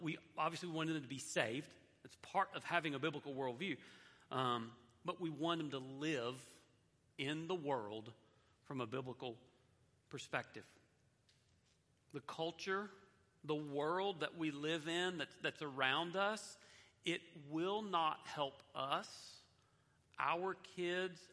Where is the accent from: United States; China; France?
United States; the Bible Belt; I grew up in the Bible Belt with a lot of cultural Christianity